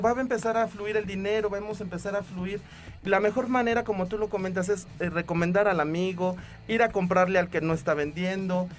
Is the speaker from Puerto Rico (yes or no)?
no; Mexico; nosotros como mexicanos